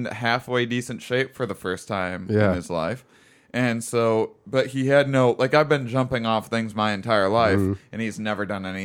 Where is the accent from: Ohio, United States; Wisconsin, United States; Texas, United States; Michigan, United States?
Wisconsin, United States; I'm from Wisconsin